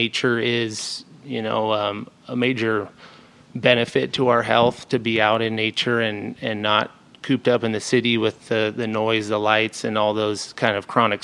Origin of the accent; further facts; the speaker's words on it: Post Falls, Idaho, United States; I grew up in Post Falls.